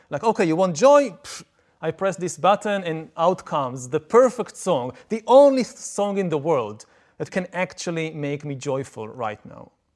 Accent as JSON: {"language": "English", "country": "Israel", "said": "I come from Israel, I come from the Middle East"}